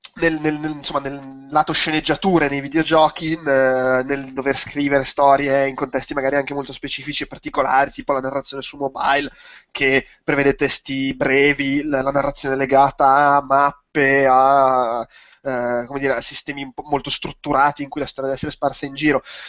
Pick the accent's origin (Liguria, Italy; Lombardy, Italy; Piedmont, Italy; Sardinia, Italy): Lombardy, Italy; Milan; per me, che sono milanese